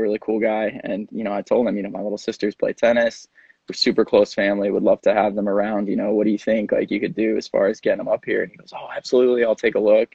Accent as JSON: {"language": "English", "town": "Dallas", "region": "Texas", "country": "United States", "tie": "born or raised there", "moved": "yes", "said": "I grew up in Dallas"}